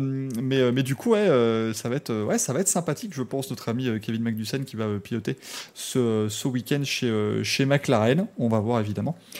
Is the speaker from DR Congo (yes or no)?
no; Belgium; je suis belge